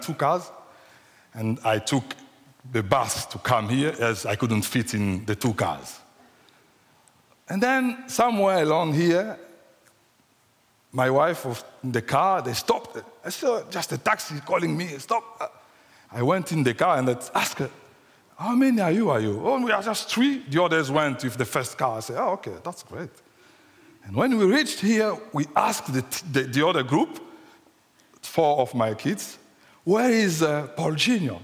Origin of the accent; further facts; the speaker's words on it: Kinshasa, DR Congo; first language French; English is a second language; moved away as an adult; now in United Kingdom; So we are coming from Africa, from the Democratic Republic of Congo, just Central Africa, and we come straight from Kinshasa, which is the capital of the Democratic Republic of Congo. So if you sound my accent a bit weird or strange, so be merciful with me, because French is my first language, so English is the second language.